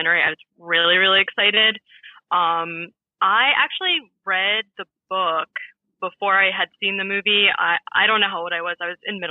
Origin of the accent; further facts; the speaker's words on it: Northern Virginia, United States; I grew up in Northern Virginia